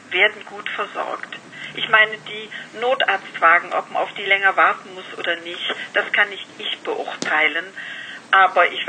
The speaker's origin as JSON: {"language": "German", "region": "Rhineland", "country": "Germany", "said": "Sie müssen wissen, ich bin Rheinländer. Ich bin immer positiv."}